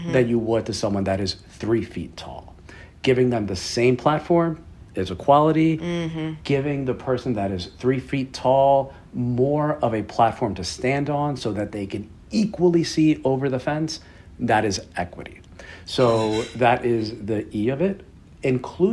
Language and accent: English; New York City, New York, United States; I'm proudly from Queens, New York, which is a remarkably diverse area